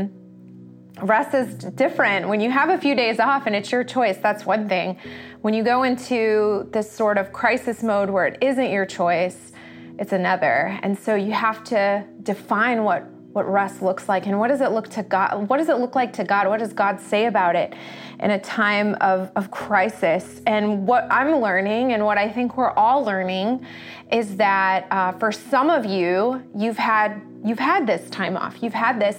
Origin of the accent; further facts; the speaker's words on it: United States; as American culture